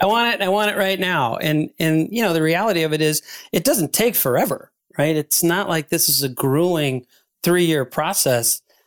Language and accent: English; Ann Arbor, Michigan, United States; I spoke at a conference here in my hometown of Ann Arbor, Michigan